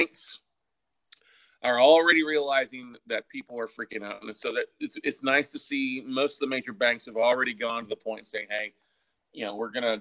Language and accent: English; Texas, United States; also born or lived in Minnesota / Austin, Texas; I'm originally from Minnesota, but grew up in Texas, and Austin's been home for 20 plus years now